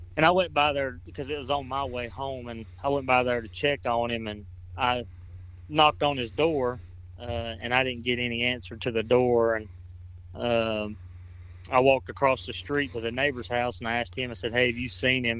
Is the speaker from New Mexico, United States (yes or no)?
no; Cleveland County, North Carolina, United States; I grew up in Cleveland County born and raised here